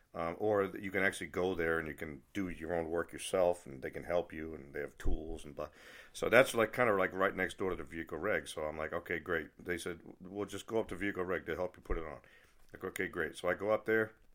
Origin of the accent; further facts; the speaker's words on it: New England, United States; I'm from New England, and one thing about people from New England, we're not happy unless we have something to complain about